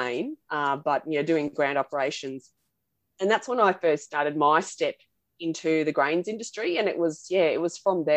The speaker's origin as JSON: {"language": "English", "area": "Central Burnett", "region": "Queensland", "country": "Australia", "tie": "born or raised there", "said": "I grew up on a cattle property in the Central Burnett in Queensland"}